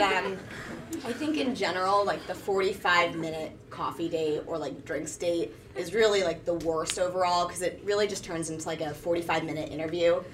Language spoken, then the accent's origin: English; New York City, New York, United States; now in San Francisco, United States; I'm a New Yorker who actually has never dated in New York